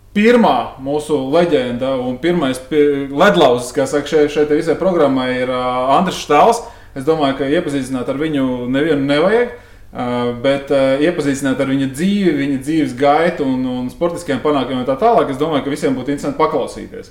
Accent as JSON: {"language": "Latvian", "region": "Riga", "country": "Latvia", "tie": "born or raised there", "said": "es savus 18 pirmos dzīves gadus nodzīvoju mežciemā tieši pretī biķeņa trasē"}